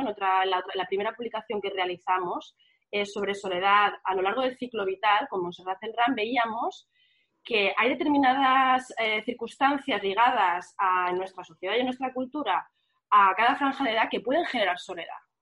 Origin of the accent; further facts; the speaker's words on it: Barcelona, Catalonia, Spain; en mi barrio, que yo soy del barrio de Sanz